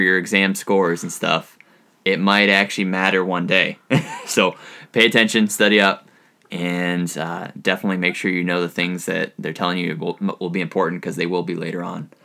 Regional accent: New Hampshire, United States; moved away as an adult; also born or lived in Utica, New York; now in Southeast Alaska, United States; I am from New Hampshire

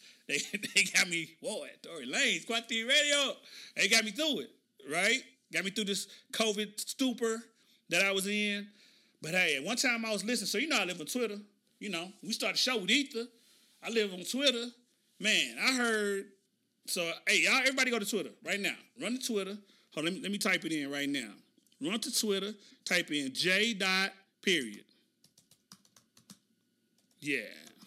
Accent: Oklahoma City, Oklahoma, United States; moved away; my hometown, Oklahoma City

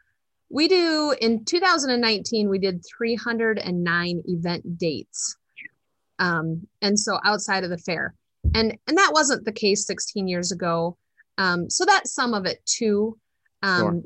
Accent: Dubuque County, Iowa, United States; now in Delaware County, Iowa, United States; I was born and raised in Dubuque County

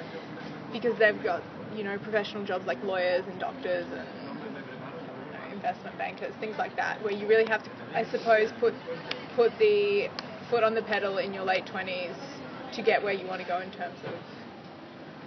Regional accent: Australia; moved away as an adult; now in London, United Kingdom; I'm from Australia. I moved to London about 8.5 months ago

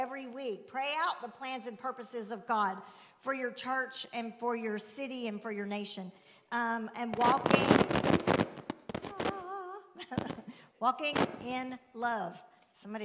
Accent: Alabama, United States; we're from Alabama

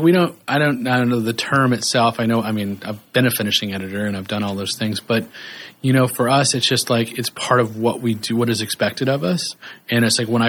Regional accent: Kansas, United States; I grew up in Kansas

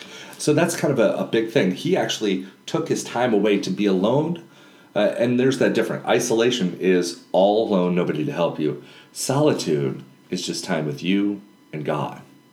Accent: Panama; born there; when I was a child, I was born in Panama, and my mom actually served at a leper colony.

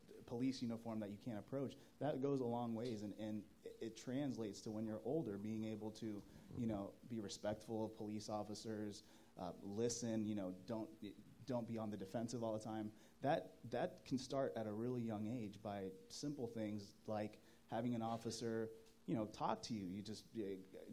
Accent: North Carolina, United States; now in LaPorte, United States; I grew up in North Carolina

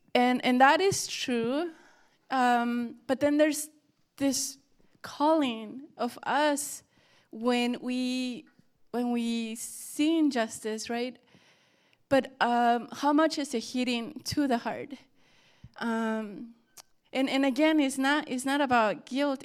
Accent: Mexico; moved away; we grew up in Mexico

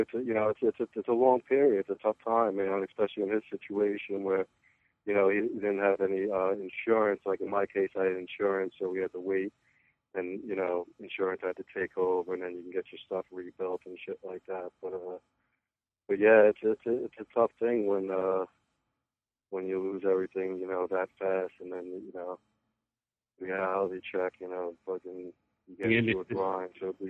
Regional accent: New York, United States; I have Shady Threes. I'm up from New York.

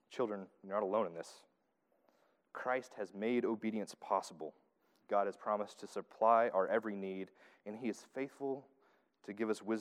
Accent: the South, United States; accent: southern; heirs, there's my southern accent coming out.

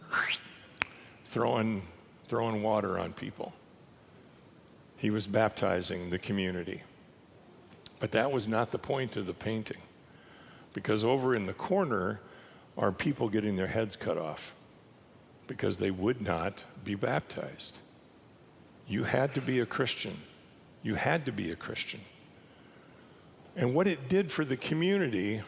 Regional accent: Minot, North Dakota, United States; I grew up in North Dakota in Minot

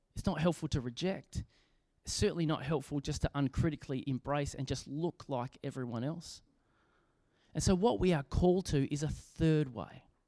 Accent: Australia; as an Australian

